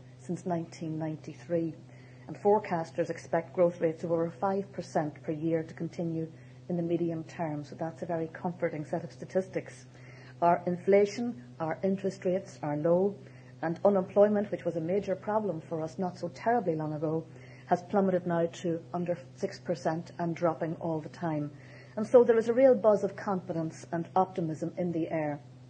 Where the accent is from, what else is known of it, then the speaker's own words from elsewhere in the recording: Ireland; We are on the island of Ireland